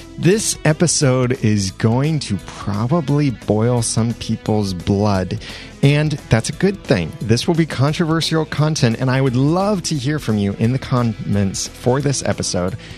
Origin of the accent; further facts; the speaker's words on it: United States; I am an American